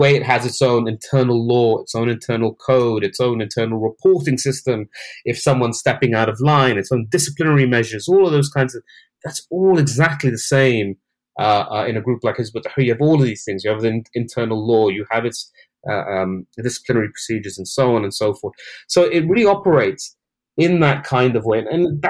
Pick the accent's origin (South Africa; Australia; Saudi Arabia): Saudi Arabia; And I grew up in the Middle East as a child. I grew up in Saudi Arabia.